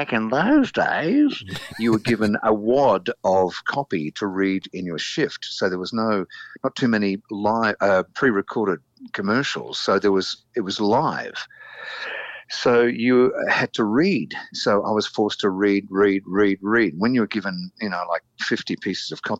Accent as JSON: {"language": "English", "town": "Melbourne", "region": "Victoria", "country": "Australia", "tie": "born or raised there", "said": "I grew up in East Kilda near the Channel 2 studios in Elstonwick"}